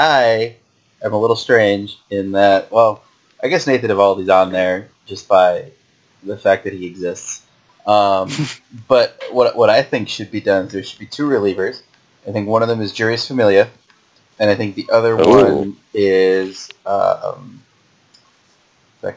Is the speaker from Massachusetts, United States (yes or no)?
yes; Massachusetts, United States; I grew up here and I stayed here